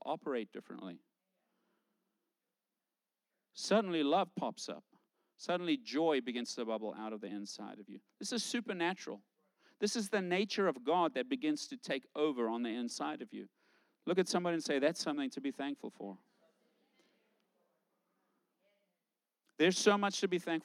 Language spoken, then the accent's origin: English; South Africa; moved away; I grew up in South Africa.